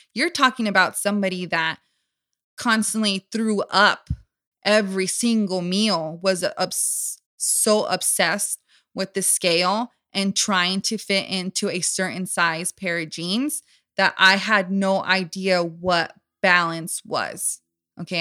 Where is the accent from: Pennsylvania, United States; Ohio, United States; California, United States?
California, United States; Southern; born and raised in Southern California.